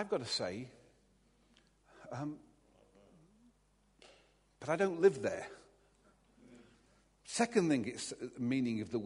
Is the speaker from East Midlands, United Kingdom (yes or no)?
yes; Derby, East Midlands, United Kingdom; I was brought up in Chaddesden in Derby, just a few miles down the road from here.